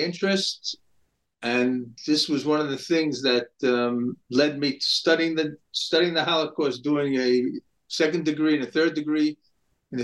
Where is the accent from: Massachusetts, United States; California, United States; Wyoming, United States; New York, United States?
New York, United States; New York City; moved away as an adult; now in Israel; I grew up in New York City in Brooklyn in an modern Orthodox home